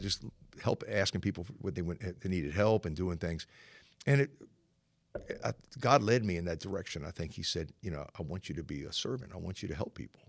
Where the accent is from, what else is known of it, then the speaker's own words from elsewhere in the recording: Norfolk, Virginia, United States; I was born and raised in Norfolk. Uh, my family is from this area